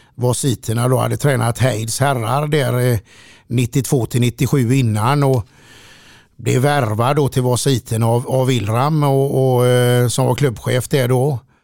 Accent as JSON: {"language": "Swedish", "town": "Gothenburg", "region": "Västra Götaland", "country": "Sweden", "tie": "born or raised there", "said": "från början var man en liten kille som eh, växte upp i jämbrott i Frölunda"}